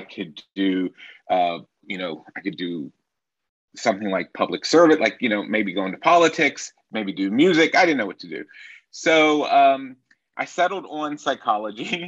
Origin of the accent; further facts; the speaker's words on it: Nashville, Tennessee, United States; moved away as an adult; now in Berlin, Germany; I'm originally from Nashville, Tennessee